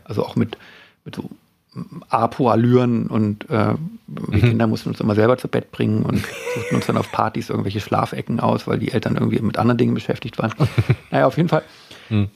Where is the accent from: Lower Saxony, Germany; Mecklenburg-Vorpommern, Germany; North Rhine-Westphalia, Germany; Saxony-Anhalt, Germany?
Lower Saxony, Germany; Worpswede; ich bin ja in Wobswede groß geworden